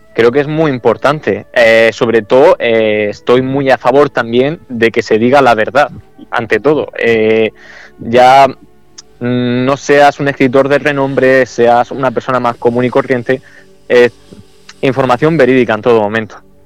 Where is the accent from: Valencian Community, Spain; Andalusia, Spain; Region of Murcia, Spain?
Region of Murcia, Spain; El Palmar; aquí en mi pueblo, en El Palmar